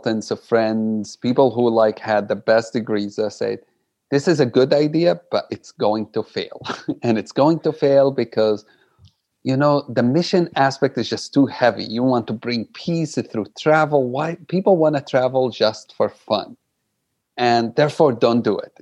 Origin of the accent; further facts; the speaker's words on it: Jerusalem, Palestine; English is a second language; I grew up in Jerusalem, like you said, no passport, no citizenship